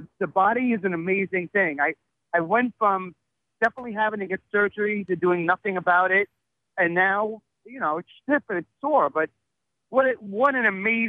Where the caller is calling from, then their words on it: Emerson, New Jersey, United States; I'm calling from Emerson, New Jersey.